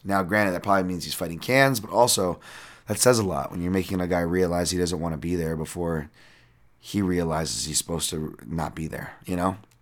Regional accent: United States; I'm American.

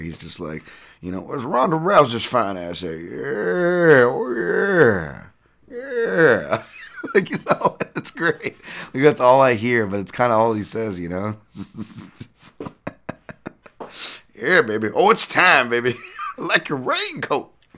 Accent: United States; I'm American.

